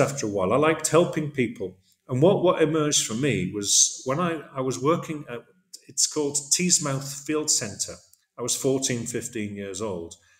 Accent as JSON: {"language": "English", "town": "Middlesbrough", "region": "North East England", "country": "United Kingdom", "tie": "born or raised there", "also_born_or_lived": "Zambia / Thailand / Cardiff, Wales / The Hague, Netherlands", "moved": "as an adult", "lives_now": "Hyderabad, India", "said": "I was born in Zambia, grew up there for just a short while, and then grew up in the northeast of England in Middlesbrough"}